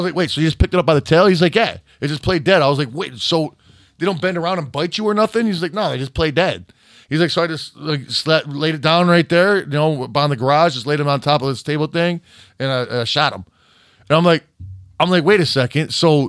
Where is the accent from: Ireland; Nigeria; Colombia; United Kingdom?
United Kingdom; Scotland; now in England, United Kingdom; I live in England, but was born and raised in Scotland.